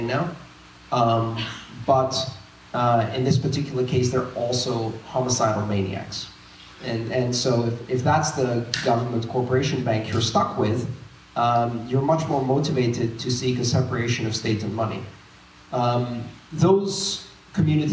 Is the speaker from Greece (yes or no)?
yes; Greece; moved away; I grew up in Greece, I saw currency shocks three times when I was growing up